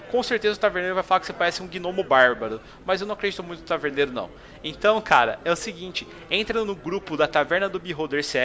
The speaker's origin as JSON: {"language": "Portuguese", "town": "Niterói", "region": "Rio de Janeiro", "country": "Brazil", "said": "mas tenho 34 anos, sou de Niterói e trabalho no escritório de advocacia."}